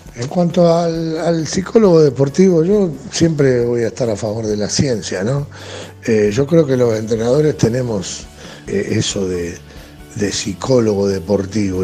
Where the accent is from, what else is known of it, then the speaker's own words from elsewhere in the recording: Argentina; como argentino